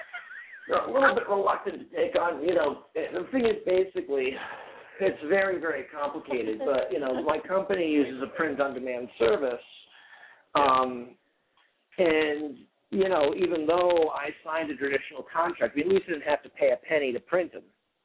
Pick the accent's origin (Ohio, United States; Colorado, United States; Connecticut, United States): Connecticut, United States; New Haven; growing up in New Haven